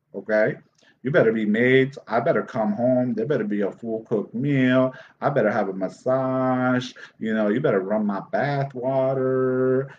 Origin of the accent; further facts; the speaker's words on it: Dominican Republic; I'm from the Dominican Republic